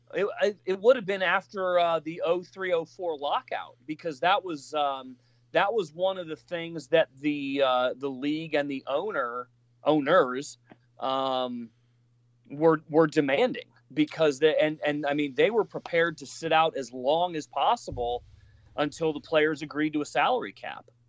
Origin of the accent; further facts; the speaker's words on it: Colorado, United States; I'm from Colorado